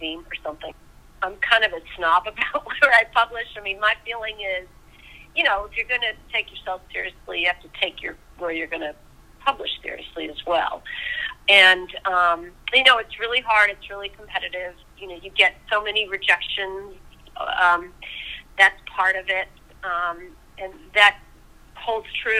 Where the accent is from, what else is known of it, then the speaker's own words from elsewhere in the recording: Swampscott, Massachusetts, United States; moved away as an adult; now in Charleston, United States; North of Boston, a town called Swampscott, Mass